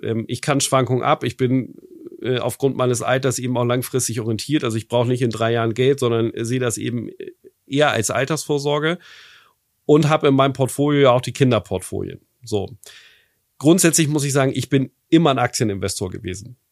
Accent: Germany; bei uns in Deutschland

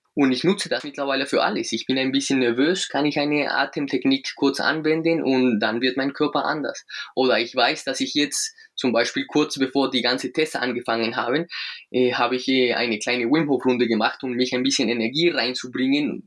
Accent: Colombia; German is a second language; now in Munich, Germany; ich komme aus Südamerika, aus Kolumbien. Wir, wir kennen da keinen Winter

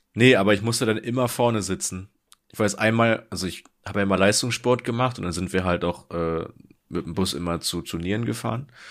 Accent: Germany; du selbst als Deutscher

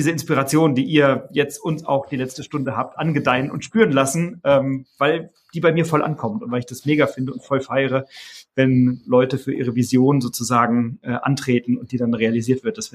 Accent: Wiesbaden, Hesse, Germany; ich komme halt aus Wiesbaden

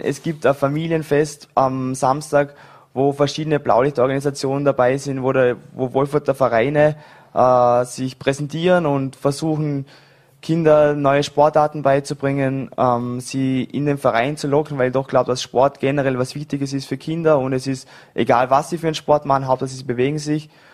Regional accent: Vorarlberg, Austria; moved away; Ich bin in Dormingen geboren, äh, habe ewig lang Volleyball gespielt in Vorarlberg, bis ich 18 war

